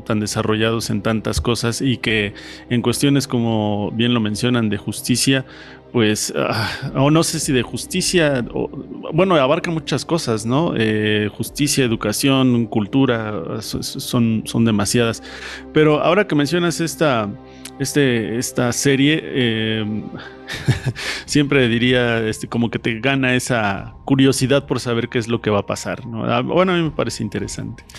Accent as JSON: {"language": "Spanish", "country": "Mexico", "said": "nosotros como mexicanos"}